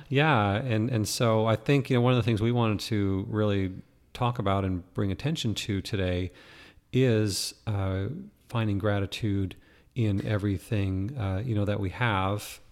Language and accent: English; Canada; now in Arizona, United States; growing up in Canada